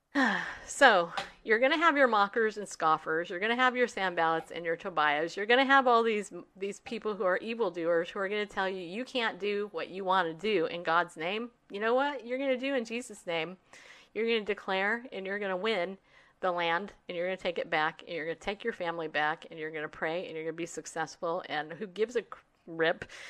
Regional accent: California, United States; also born or lived in New York; raised in California

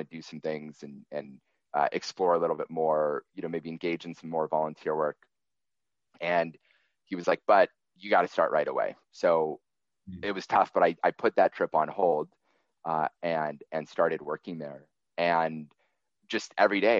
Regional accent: Seattle, Washington, United States; I grew up in Seattle and then in the suburb

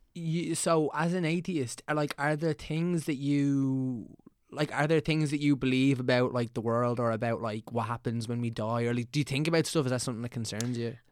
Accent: Meath, Leinster, Ireland; we're both from Meath

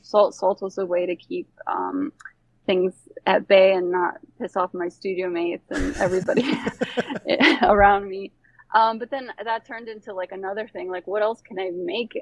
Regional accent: Bosnia & Herzegovina; also born or lived in Croatia / Germany / Florida, United States; now in Brooklyn, United States; I am from Bosnia. I was born there. And then my family moved to the States in the late 90s after uh, the war

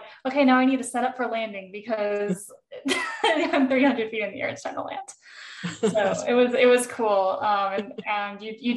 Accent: Texas, United States; moved away as an adult; also born or lived in California / Alabama / Colorado; now in Utah, United States; I grew up most of my life in Texas. Even I was born in California. Formative years in Texas

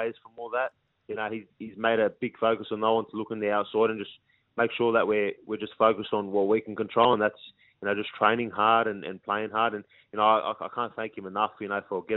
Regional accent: Parramatta, New South Wales, Australia; born and raised in the Parramatta, like, area

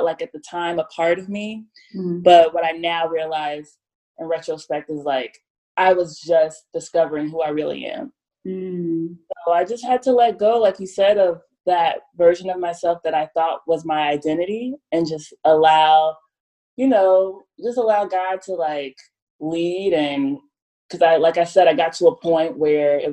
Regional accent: Ohio, United States; also born or lived in Nashville, Tennessee; now in Los Angeles, United States; I moved here from Nashville, but yes, I'm from Ohio. 513.

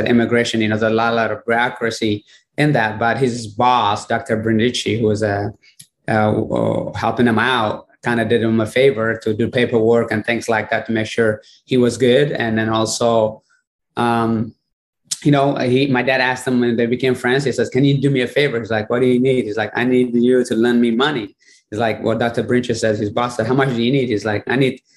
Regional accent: Eritrea; moved away; I was born in Eritrea, which is northeast of Africa, on Horn of Africa, and no electricity, no running water

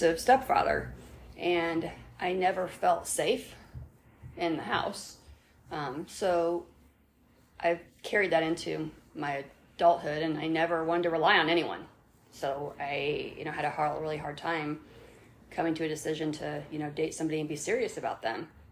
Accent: Indianapolis, Indiana, United States; also born or lived in Brown County, Indiana; I was a straight A student in Indianapolis

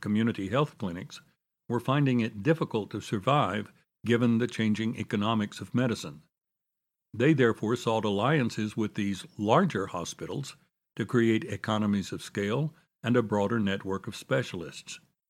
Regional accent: Dallas, Texas, United States; Over the past quarter century, this challenge has faced hospitals in my hometown. Several of the historic hospitals in Dallas were started by faith-based organizations

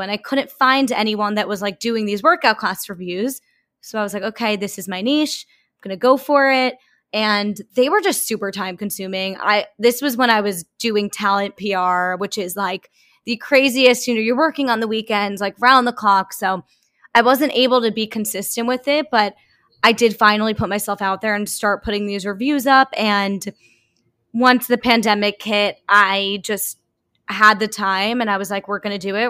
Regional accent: Long Island, New York, United States; moved away as an adult; also born or lived in New Orleans; I am from Long Island

